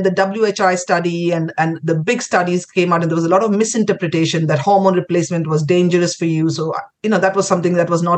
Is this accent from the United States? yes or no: no; Kolkata, West Bengal, India; moved away as an adult; also born or lived in Pondicherry / Delhi; I grew up in Calcutta. Spent my schooling years there